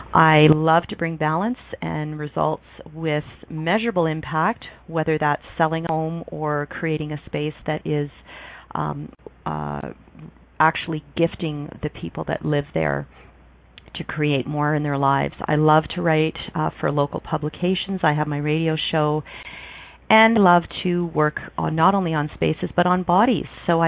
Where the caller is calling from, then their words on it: Calgary, Alberta, Canada; I'm calling from Calgary, Alberta.